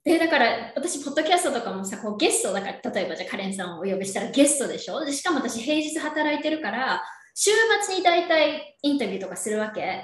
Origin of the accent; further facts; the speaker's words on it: Yokohama, Kanagawa, Japan; moved away as an adult; now in Temecula, United States; 私は横浜出身です。神奈川県横浜出身